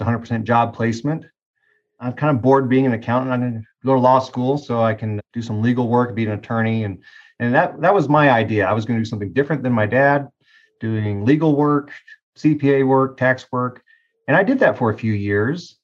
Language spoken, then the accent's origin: English; Tulsa, Oklahoma, United States; I was raised in Tulsa